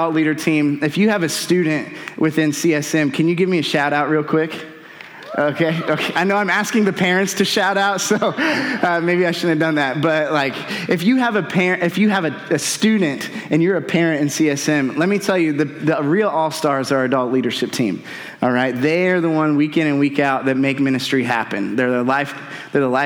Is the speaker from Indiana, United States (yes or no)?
yes; North Central Indiana, United States; now in Avon, United States; I'm from North Central Indiana